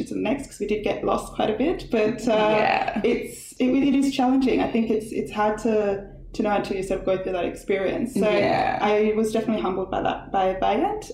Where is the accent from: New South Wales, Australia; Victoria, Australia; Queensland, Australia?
Victoria, Australia; Melbourne; also born or lived in South Sudan / Africa (refugee); we're just two friends who moved to Australia when we're nine. Like we're just two Aussie girls who happen to have been born in South Sudan